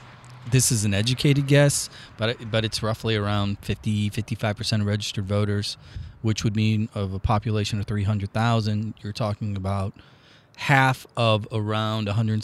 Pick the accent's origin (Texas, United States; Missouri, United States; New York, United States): Missouri, United States; St. Charles; talk about South County or South City Hoosiers, and I'm from St. Charles.